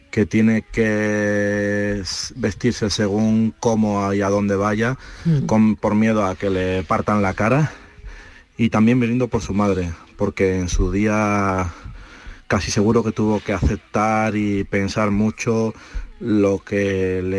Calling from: Madrid, Community of Madrid, Spain; de Madrid.

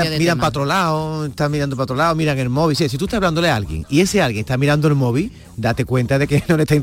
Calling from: Granada, Andalusia, Spain; Muy buenos días, yo soy … de Granada.

